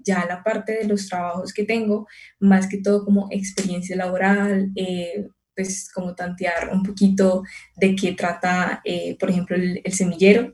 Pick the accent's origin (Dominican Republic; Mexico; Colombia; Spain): Colombia; Palmira, Valle del Cauca; yo soy de Palmira, entonces es como una hora